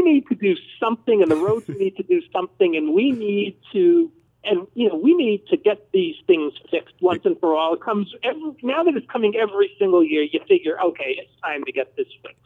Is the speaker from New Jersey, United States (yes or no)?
yes; New Jersey, United States; moved away as an adult; now in Dallas, United States; I'm from New Jersey.